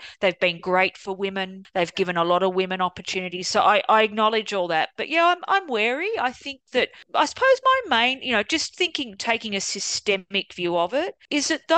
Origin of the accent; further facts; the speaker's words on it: Australia; I'm Australian